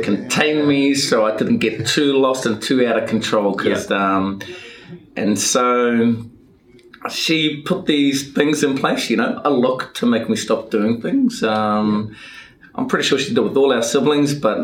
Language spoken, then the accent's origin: English; Warkworth, Auckland, New Zealand; born and raised in Warkworth. Big family, you know, Polynesian Māori family